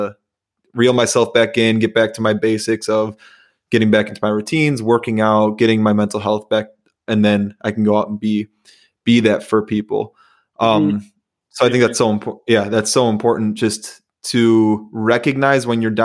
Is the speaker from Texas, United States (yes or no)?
no; Chicago, Illinois, United States; also born or lived in Iowa; now in Minnesota, United States; I'm from Chicago, went to school in Iowa, and I live in Minnesota